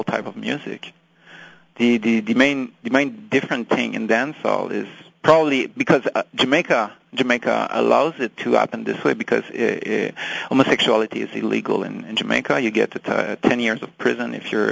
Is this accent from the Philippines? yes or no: no; France; English is a second language; I'm French. English is my second language